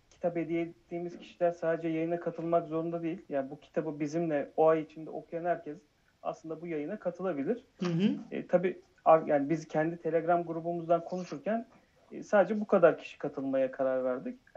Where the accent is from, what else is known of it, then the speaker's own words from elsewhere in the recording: Erzurum, Turkey; now in Istanbul, Turkey; 37 yaşındayım. İstanbul'da yaşıyorum. Aslen Erzurumluyum.